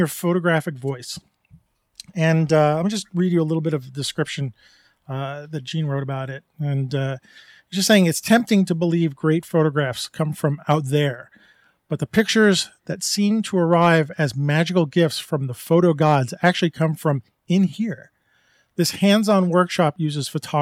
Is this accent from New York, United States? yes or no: yes; New York, United States; I grew up in New York